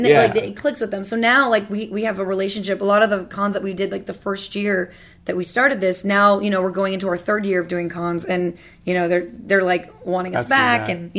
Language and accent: English; Louisiana, United States; I'm from Louisiana. Technically, Bone Cage and I could be related at this rate.